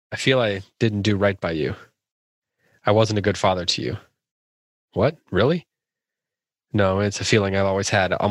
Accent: Midwest, United States; As a Midwesterner.

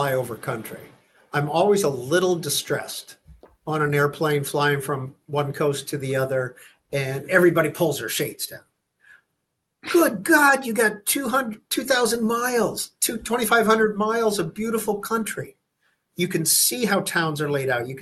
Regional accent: Fort Wayne, Indiana, United States; now in Washington, United States; my hometown of Fort Wayne

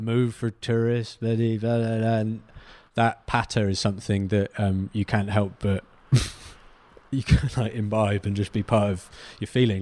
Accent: Cornwall, South West England, United Kingdom; to think of myself as Cornish

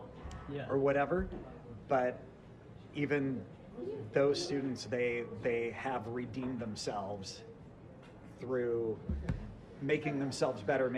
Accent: Santa Barbara, California, United States; also born or lived in Irvine, California / Newport Beach, California; I grew up in Santa Barbara, came down here to go to UC Irvine

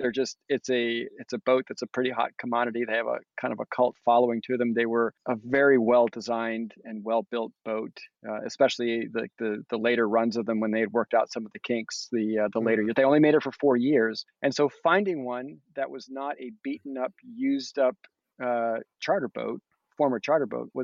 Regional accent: United States; also born or lived in Massachusetts / Rhode Island; I grew up coastal cruising in Massachusetts and Rhode Island.

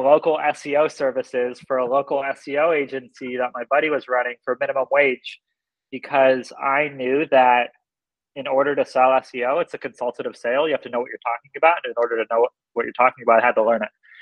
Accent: Seattle, Washington, United States; I'm from Seattle

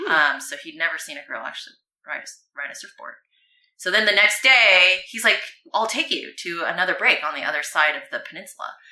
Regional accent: California, United States; "I'm from California."

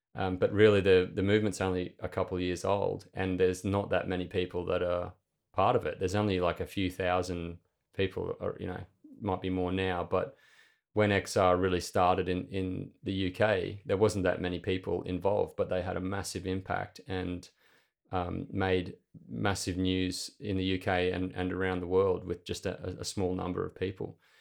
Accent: Clermont, Queensland, Australia; moved away as an adult; also born or lived in Mackay, Queensland / Brisbane / Aberdeen, Scotland; I was born up in Mackay in central Queensland. And from a young age, when I was very young, my family moved out to a little town called Clermont

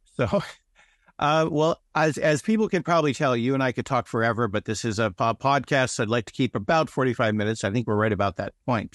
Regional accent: United States; I'm an American.

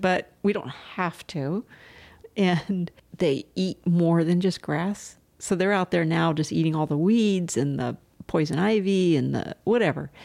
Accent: Southern California, United States; moved away as an adult; also born or lived in Chicago / Boston / Charlottesville / Gloucester Rockport area; now in Scottsville, United States; I grew up in Southern California where there's, you know, it's congested

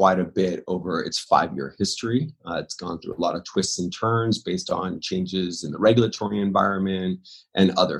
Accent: Los Angeles, California, United States; also born or lived in Orange County, California; I was kind of born and raised in Hollywood in the LA area

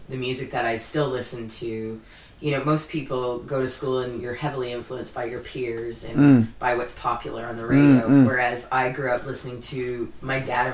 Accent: Canada; now in New Zealand

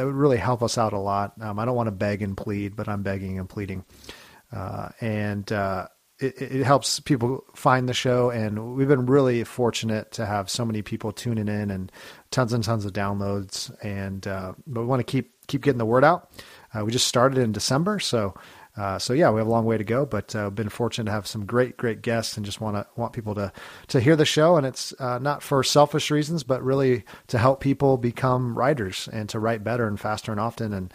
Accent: California, United States; I'm originally from California

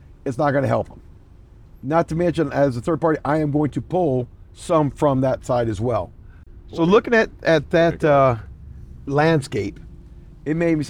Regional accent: Louisiana, United States; moved away as an adult; now in Minnesota, United States; I was born in Louisiana originally, joined the military soon after getting out of high school

